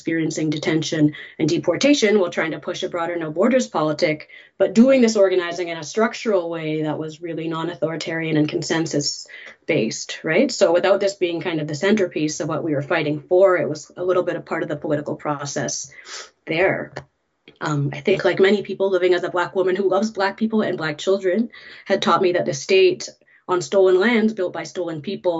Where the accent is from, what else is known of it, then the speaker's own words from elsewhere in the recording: Winnipeg, Manitoba, Canada; moved away; also born or lived in Montreal; I was born in Winnipeg and came of age sort of politically in Montreal